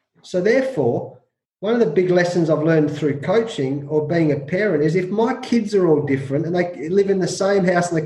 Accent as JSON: {"language": "English", "country": "Australia", "tie": "born or raised there", "said": "growing up in Australia"}